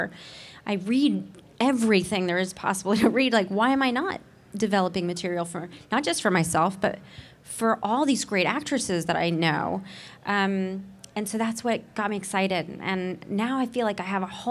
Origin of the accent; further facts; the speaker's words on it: Nashville, Tennessee, United States; I grew up in Nashville, Tennessee, with parents who were a doctor and a nurse